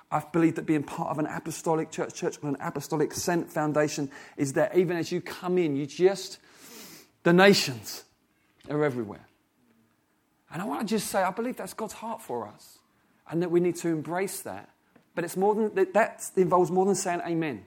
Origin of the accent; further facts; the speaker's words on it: England, United Kingdom; I've been born in English. I'm an English person